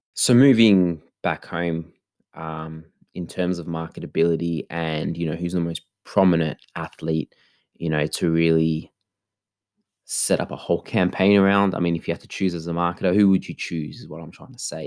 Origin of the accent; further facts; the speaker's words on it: Australia; also born or lived in Melbourne; for being Australian